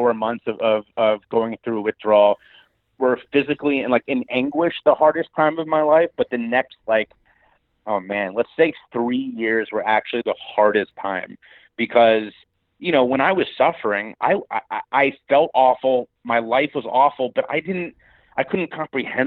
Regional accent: Cincinnati, Ohio, United States; my hometown of Cincinnati, Ohio

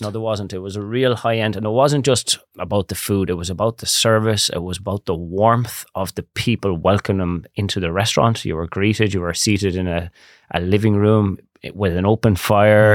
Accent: Barna, Connacht, Ireland; I grew up in Barna. My grandparents are there, so I'm actually fourth generation in Barna

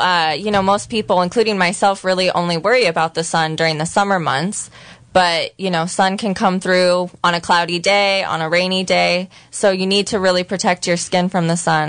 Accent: Santa Rosa, California, United States; now in Ukiah, United States; I grew up in Santa Rosa

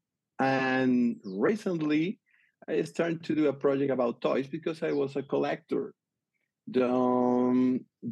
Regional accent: Venezuela; English is a second language; moved away; I grew up in Venezuela.

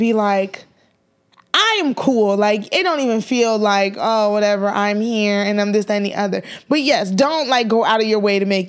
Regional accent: Nigeria; we're Nigerian.

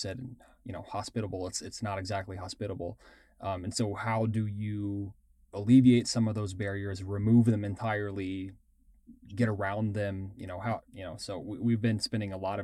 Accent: Texas, United States; I grew up in Texas, kind of on the coast

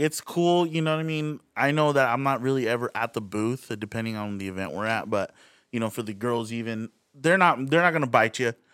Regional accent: Rialto, California, United States; now in Redlands, United States; twenty minutes away from Redlands where we grew up, which is a little city of Rialto

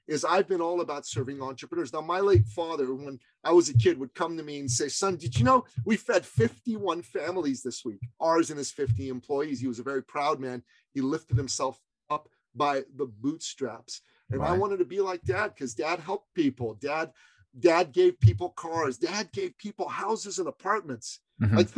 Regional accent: Iran; now in Canada; I grew up in Iran

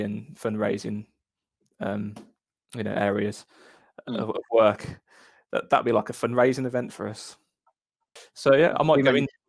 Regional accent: Birmingham, West Midlands, United Kingdom; And I think it's because we're from Birmingham.

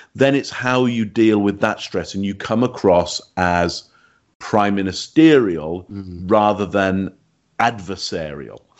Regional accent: England, United Kingdom; you can hear from my accent, I'm from England

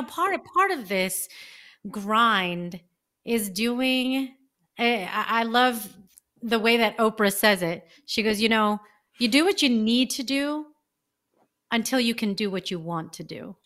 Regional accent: California, United States; I'm from California

